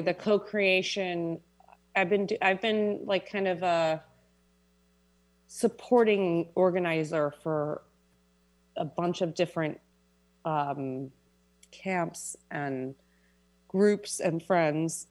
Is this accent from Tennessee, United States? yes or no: no; New York City, New York, United States; I was born and raised in Manhattan